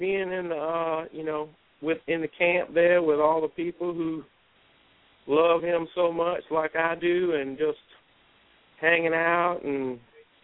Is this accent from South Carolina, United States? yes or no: yes; St. Matthews, South Carolina, United States; also born or lived in Los Angeles; I'm born and bred right here in St. Matthews, South Carolina